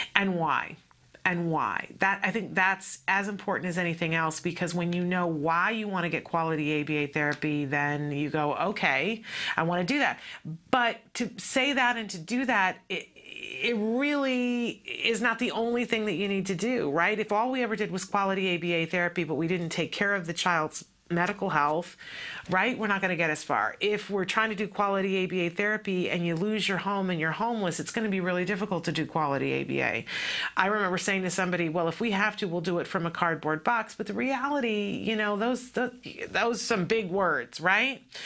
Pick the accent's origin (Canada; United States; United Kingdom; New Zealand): United States; East Coast of the United States; moved away; I grew up on the East Coast of uh, the United States